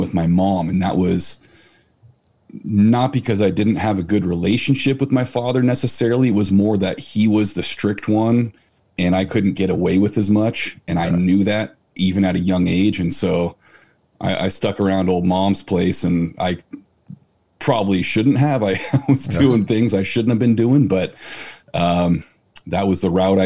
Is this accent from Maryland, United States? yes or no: no; San Francisco Bay Area, South Bay, California, United States; also born or lived in Chico; I'm from the San Francisco Bay Area, South Bay. I mean, known everywhere else as Silicon Valley, dead center.